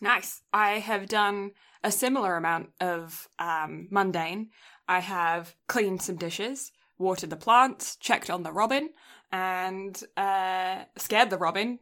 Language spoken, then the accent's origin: English; England, United Kingdom; now in Canada; I, I grew up in England